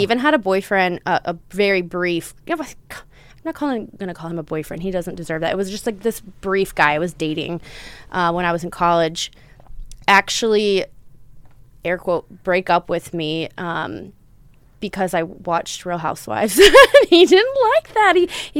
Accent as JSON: {"language": "English", "region": "California", "country": "United States", "tie": "born there", "said": "But I was born in Southern California. So my mom was born and raised here and I have grandparents here."}